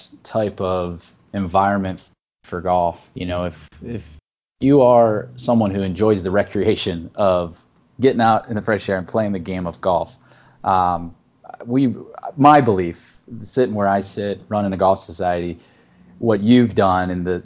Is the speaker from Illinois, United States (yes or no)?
yes; Chicago, Illinois, United States; I also, being a Chicagoan, I really appreciate your snack prices.